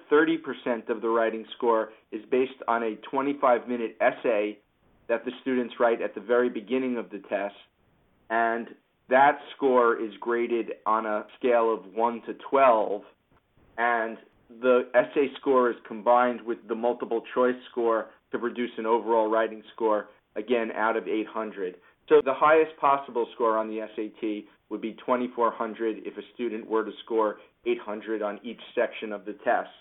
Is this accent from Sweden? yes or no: no; Long Island, New York, United States; moved away as an adult; also born or lived in Philadelphia / Northern New Jersey; I grew up on Long Island, and I attended my local public high school, and I was valedictorian